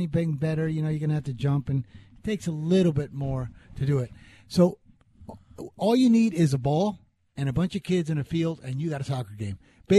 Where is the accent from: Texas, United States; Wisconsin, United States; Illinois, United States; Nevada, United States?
Nevada, United States; Las Vegas; also born or lived in Hialeah, Florida; I grew up in Vegas, but there was a period when my parents and I had to move back to Florida in Hialeah for 4 years.